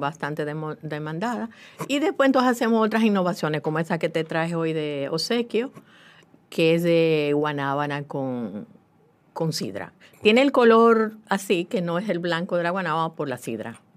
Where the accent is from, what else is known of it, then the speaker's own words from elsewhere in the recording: La Vega, Dominican Republic; en La Vega, mi ciudad natal